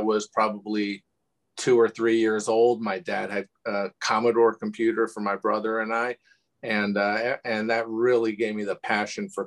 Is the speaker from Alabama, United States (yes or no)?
no; Bloomfield, New Jersey, United States; also born or lived in Livingston, New Jersey / Sayreville, New Jersey; I was born in Livingston. So coincidence, and grew up in Bloomfield and really went to school and everything through in Sayreville